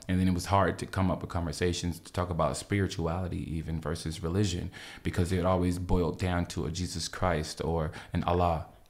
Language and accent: English; Los Angeles, California, United States; me being an L A native